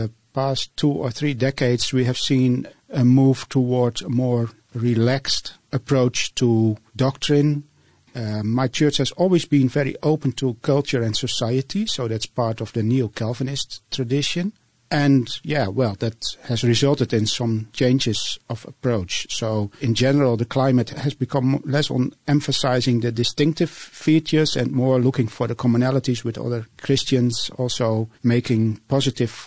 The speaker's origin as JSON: {"language": "English", "country": "Netherlands", "second_language": "English", "said": "I'm from the Netherlands"}